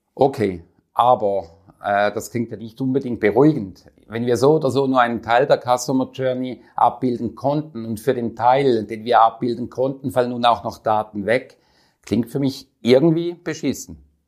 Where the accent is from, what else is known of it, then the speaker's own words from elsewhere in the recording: Switzerland; Bei uns in der Schweiz